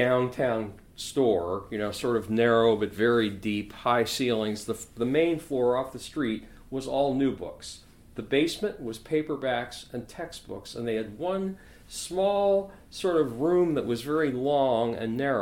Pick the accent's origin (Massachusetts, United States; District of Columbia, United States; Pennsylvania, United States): Pennsylvania, United States; near Philadelphia; moved away as an adult; also born or lived in Yardley, Pennsylvania / Baltimore, Maryland / Manhattan, New York / Marshfield, Wisconsin; I was raised near Philadelphia